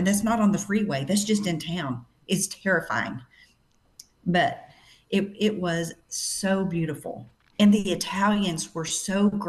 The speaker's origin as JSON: {"language": "English", "town": "Fort Worth", "region": "Texas", "country": "United States", "tie": "born or raised there", "also_born_or_lived": "California", "said": "I was born and raised in Fort Worth, Texas, and lived in Texas my whole life, except for about a period of about 2 years. I lived in California, and of course, I had to come back home to God's country."}